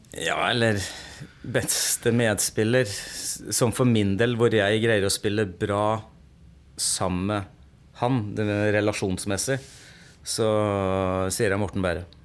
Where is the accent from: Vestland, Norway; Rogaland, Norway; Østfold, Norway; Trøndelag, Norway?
Østfold, Norway; Sarpsborg; moved away as an adult; also born or lived in Moss / Stavanger; jeg kommer eh, opprinnelig fra Sarpsborg. Eh, gikk, bodde mine ungdomsår på Yven. Jeg gikk barneskolen der.